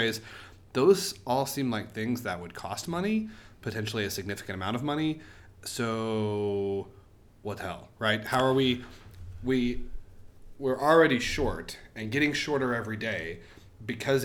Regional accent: Oklahoma, United States

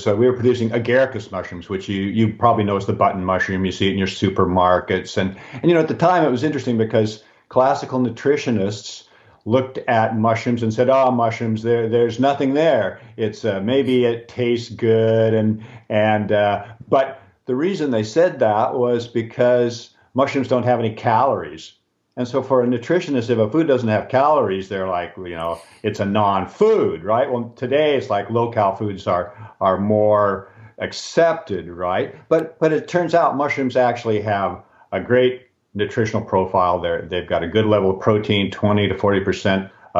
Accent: Seattle, Washington, United States; now in British Columbia, Canada; I grew up in Seattle

